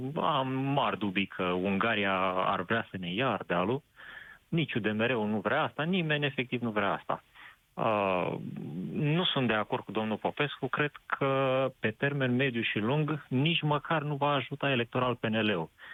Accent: Moldavia, Romania; sunt din Moldova

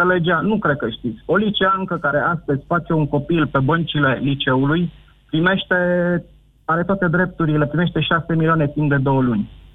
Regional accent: Brașov, Brașov County, Romania; now in Sfântu Gheorghe, Romania; eu sunt brașovean

